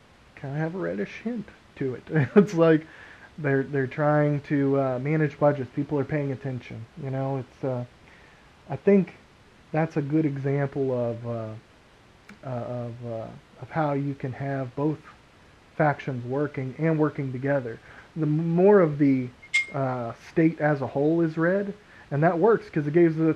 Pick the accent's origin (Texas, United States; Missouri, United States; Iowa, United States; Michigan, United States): Texas, United States; We're from Texas.